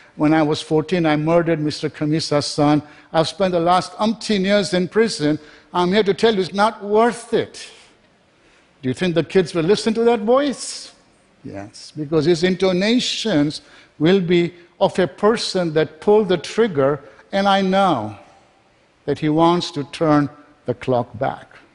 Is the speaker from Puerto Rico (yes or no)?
no; Kenya; also born or lived in England; now in United States; I was born in Kenya, was educated in England